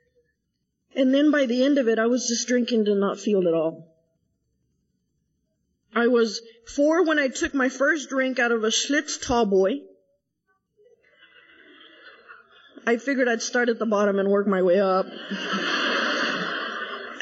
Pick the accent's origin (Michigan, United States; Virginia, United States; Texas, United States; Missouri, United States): Texas, United States; San Angelo; moved away as an adult; now in Dallas, United States; I was born and raised in San Angelo, Texas